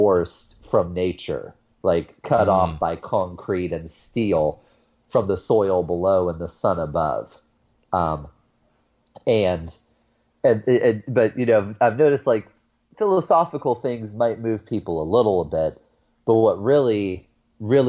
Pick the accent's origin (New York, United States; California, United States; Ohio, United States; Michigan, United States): Ohio, United States; Youngstown; I grew up in Northeast Ohio, grew up on the lower west side of a city called Youngstown